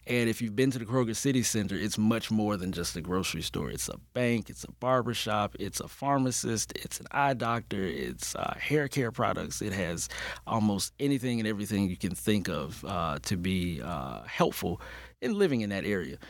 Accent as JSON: {"language": "English", "town": "Birmingham", "region": "Alabama", "country": "United States", "tie": "born or raised there", "moved": "as an adult", "lives_now": "Atlanta, United States", "said": "when I returned home, uh, to my hometown, Birmingham, Alabama"}